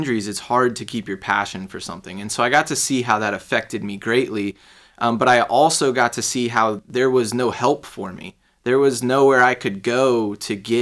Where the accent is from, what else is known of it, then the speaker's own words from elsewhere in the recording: Fuquay-Varina, North Carolina, United States; also born or lived in Raleigh, North Carolina / Chicago / Charlotte, North Carolina; now in St. Petersburg, United States; I mainly grew up in a town called Fuquay Varina